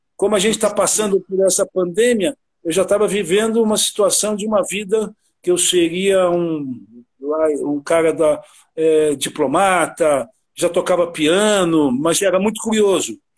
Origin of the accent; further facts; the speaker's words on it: São Paulo, Brazil; also born or lived in Rio de Janeiro; nasci no Rio e me criei no bairro do Brooklyn, Santo Amaro, ao longo da minha vida ali